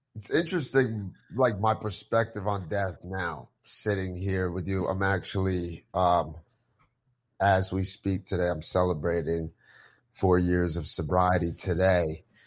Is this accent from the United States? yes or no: yes; New Jersey, United States; I grew up here in Jersey